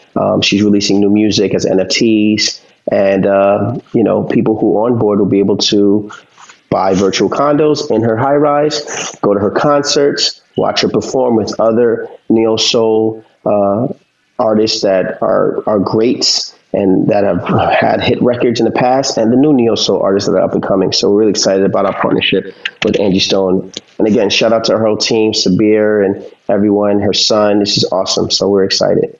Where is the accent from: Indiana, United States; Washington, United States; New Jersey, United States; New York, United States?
New York, United States; New York City; We're from Harlem